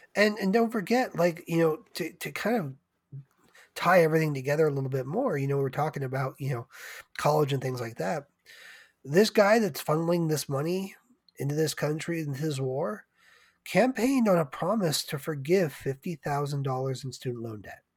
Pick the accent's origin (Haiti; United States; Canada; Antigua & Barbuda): United States; being an American